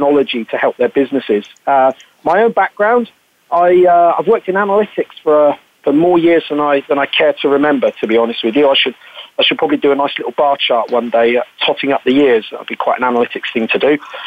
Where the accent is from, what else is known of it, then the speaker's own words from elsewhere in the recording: England, United Kingdom; I'm English